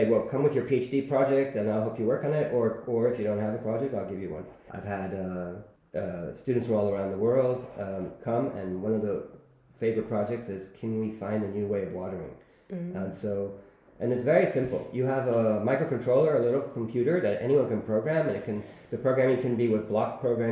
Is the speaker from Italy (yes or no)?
yes; Rome, Lazio, Italy; also born or lived in Silicon Valley; now in Barcelona, Spain; I'm from Rome